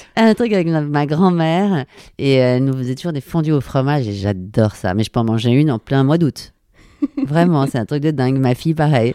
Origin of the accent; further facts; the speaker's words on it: Paris, Île-de-France, France; je suis née à Paris, je suis totalement parisienne, j'ai grandi à Paris.